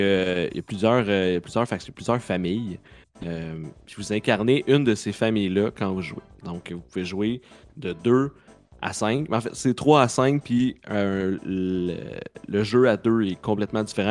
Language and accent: French; Saint-Lin–Laurentides, Quebec, Canada; De Saint-Lin.